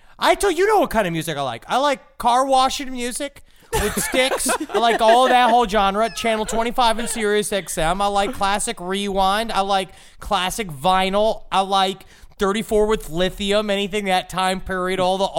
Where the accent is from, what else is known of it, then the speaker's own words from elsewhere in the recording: South Africa; South African. I'm from South Africa.